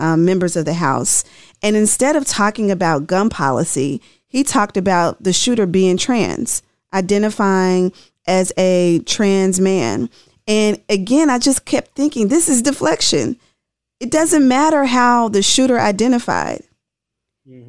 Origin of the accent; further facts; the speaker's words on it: Tennessee, United States; I'm from Tennessee